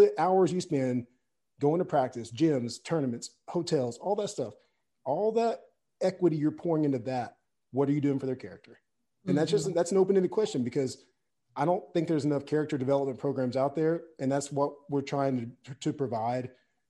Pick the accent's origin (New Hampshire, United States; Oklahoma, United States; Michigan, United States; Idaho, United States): Oklahoma, United States; Fort Gibson; I love being from Fort Gibson, Oklahoma, USA. I was born in a tribal hospital. I'm Cherokee Indian. I also grew up right down the street from a national cemetery